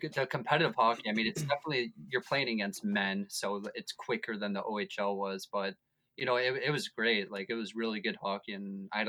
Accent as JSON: {"language": "English", "town": "Weston", "region": "Florida", "country": "United States", "said": "Oh, like 20 minutes from Fort Lauderdale."}